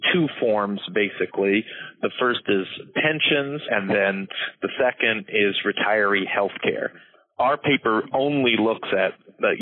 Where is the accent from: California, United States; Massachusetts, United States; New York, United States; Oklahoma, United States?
New York, United States; my home state of New York